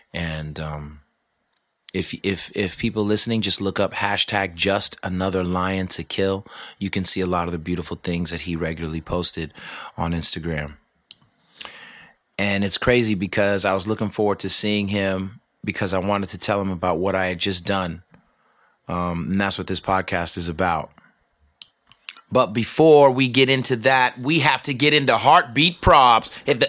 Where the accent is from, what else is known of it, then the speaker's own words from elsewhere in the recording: Manhattan, New York, United States; Because I'm from Manhattan and I'm not a bum. …, money-making Manhattan, boy.